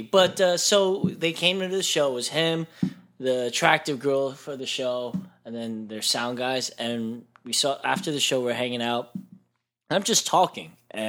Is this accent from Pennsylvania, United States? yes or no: yes; Bethlehem, Pennsylvania, United States; Bethlehem, Pennsylvania.